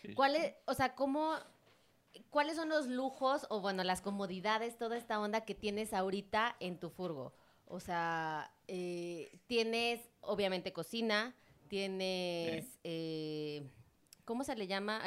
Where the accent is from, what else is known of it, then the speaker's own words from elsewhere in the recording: Mexico; yo soy de México y esta zona centro, pues la conocemos súper bien